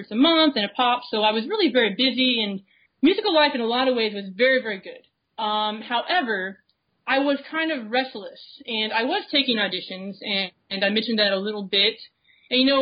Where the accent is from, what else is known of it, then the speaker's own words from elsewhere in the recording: Florida, United States; I grew up in Florida, and we have a lot of band programs in Florida